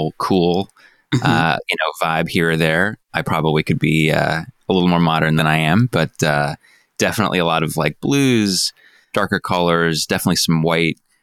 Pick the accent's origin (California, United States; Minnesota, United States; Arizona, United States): California, United States; Santa Monica; born and raised in Santa Monica, California